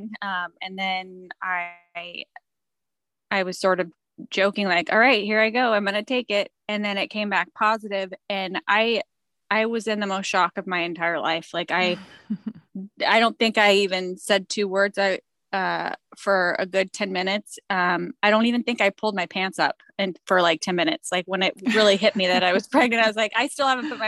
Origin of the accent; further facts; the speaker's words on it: California, United States; I'm from California